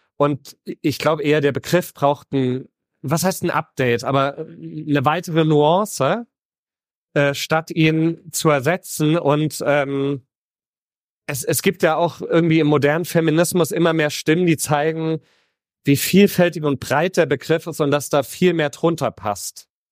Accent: Heroldsberg, Bavaria, Germany; ich bin in Mittelfranken auf dem Land aufgewachsen.

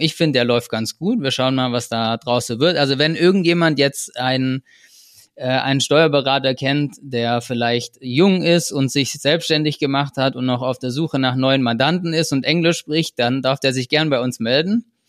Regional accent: Germany; accent: German; meine, meine deutsche Aussprache

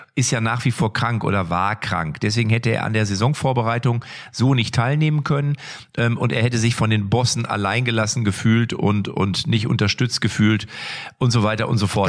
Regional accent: Lippstadt, North Rhine-Westphalia, Germany; aus meiner Heimatstadt Lippstadt

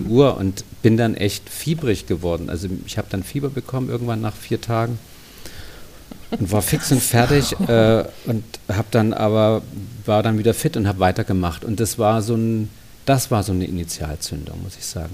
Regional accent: Dresden, Saxony, Germany; moved away as an adult; also born or lived in Munich; ich bin ja in Dresden geboren, habe in der DDR so eine Grundschullehrerausbildung gemacht

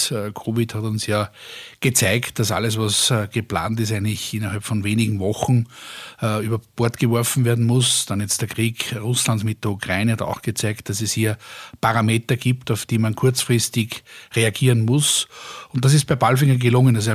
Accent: Austria; und früher haben wir alle darüber gelacht, ja, wir haben uns ja äh, als Österreicher Deutsche lustig gemacht darüber

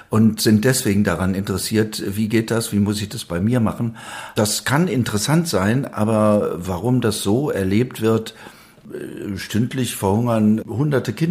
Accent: Wuppertal, North Rhine-Westphalia, Germany; Westfalen an der Grenze zum Rheinland, wo ich herkomme, da ist das praktisch von Dorf zu Dorf ist das mhm. verschieden. Bin aufgewachsen in Wuppertal

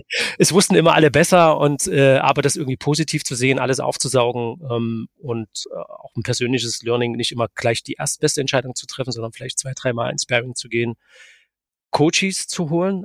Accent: Dresden, Saxony, Germany; aber ich bin Dresdner

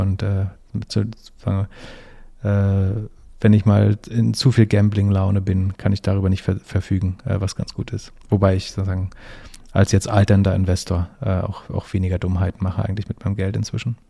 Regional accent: Germany; als Deutscher

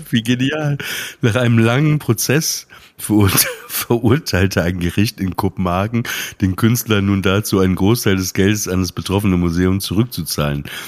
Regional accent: Emsland, Lower Saxony, Germany; Ich komme aus dem Emsland, da haben die sich auch Ostfriesenwitze erzählt.

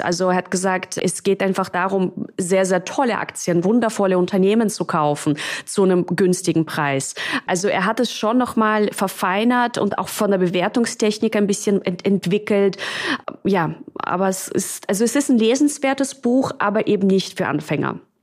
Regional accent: Russia; moved away; also born or lived in Czech Republic / London / Munich; Also ich bin ja in, in Tschechien geboren und in Russland aufgewachsen.

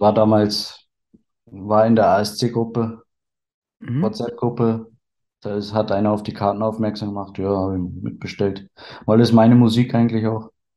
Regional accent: Berlin, Germany; Bin gebürtig aus Berlin

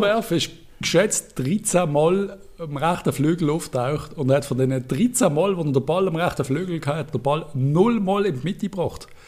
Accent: Basel, Basel-Stadt, Switzerland; als Basler

